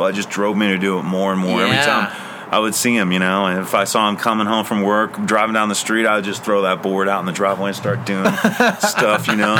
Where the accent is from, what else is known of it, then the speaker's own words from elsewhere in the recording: Oklahoma, United States; when I was growing up in Oklahoma